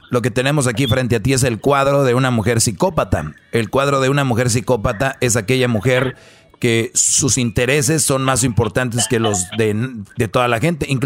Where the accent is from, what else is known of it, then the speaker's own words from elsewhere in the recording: Guatemala City, Guatemala Department, Guatemala; Soy de Guatemala, sí. De Guatemala.